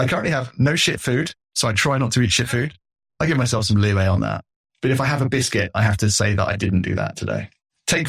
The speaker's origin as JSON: {"language": "English", "country": "United Kingdom", "said": "as a British man"}